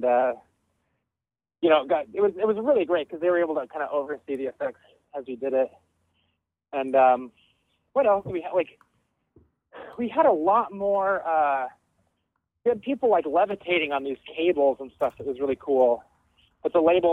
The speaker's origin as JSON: {"language": "English", "town": "Denver", "region": "Colorado", "country": "United States", "said": "I'm from Denver too"}